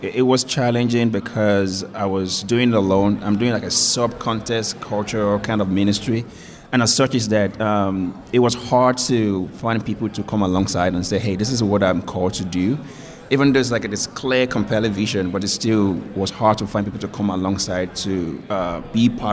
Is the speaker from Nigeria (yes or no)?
yes; Nigeria; moved away as an adult; now in United States; when I came to the U.S. from Nigeria